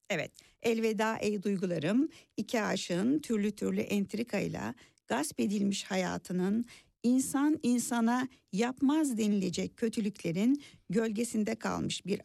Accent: Burgazada, Istanbul, Turkey; Ee, adada yazam, yaşamıyorum da gençliğim adada

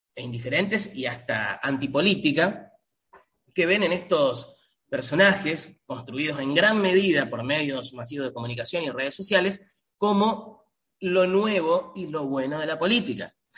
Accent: Argentina; Argentina, por ejemplo, de donde provengo, de donde soy, donde aún vivo

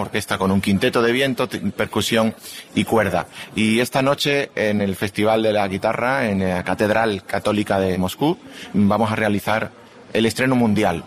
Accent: Seville, Andalusia, Spain; He venido desde Sevilla, mi ciudad natal

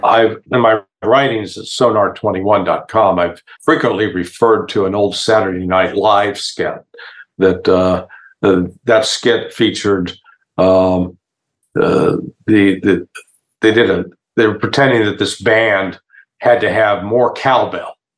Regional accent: Kansas City, Missouri, United States; I grew up in the Kansas City, Missouri area

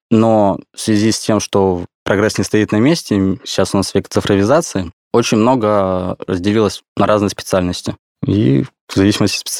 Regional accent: Khabarovsk, Khabarovsk Krai, Russia; now in Moscow, Russia; Да, я из Хабаровского края, родился в городе Хабаровск, там прожил всю свою жизнь.

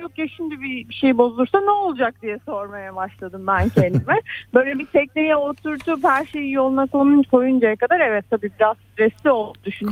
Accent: Istanbul, Turkey; ben şehirde doğdum zaten İstanbul'da doğdum

